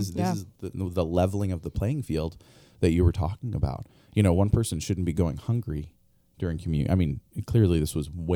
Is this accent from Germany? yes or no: no; Albania; I grew up overseas in Albania. My parents were missionaries there, Eastern Europe.